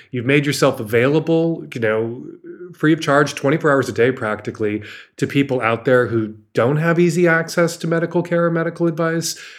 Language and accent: English; United States; as an American